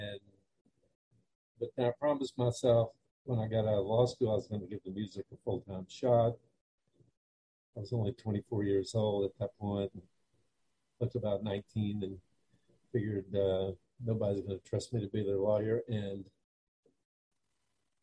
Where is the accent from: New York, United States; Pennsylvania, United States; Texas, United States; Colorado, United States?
Texas, United States; Austin; I grew up in Austin, Texas, before it was so famous as it is now, like a third generation Austinite.